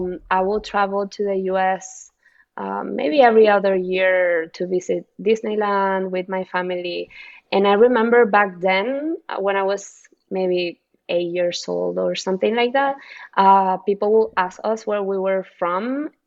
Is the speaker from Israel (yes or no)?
no; Venezuela; now in United States; growing up in Latin America is very different than growing up in the US in general.